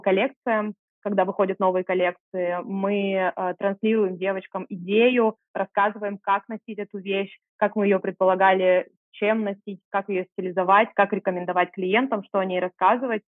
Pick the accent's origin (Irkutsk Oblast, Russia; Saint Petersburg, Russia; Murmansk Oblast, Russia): Irkutsk Oblast, Russia; Irkutsk; moved away; also born or lived in Moscow; я открыла первый стрит-магазин в своем родном городе, я из Иркутска